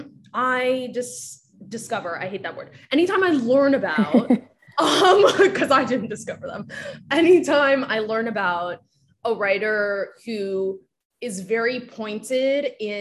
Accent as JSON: {"language": "English", "country": "Japan", "tie": "born or raised there", "first_language": "Japanese", "second_language": "English", "moved": "yes", "said": "I grew up in Japan and my first language was Japanese, and I was educated in it first and spoken at first, but I live right now much more in English."}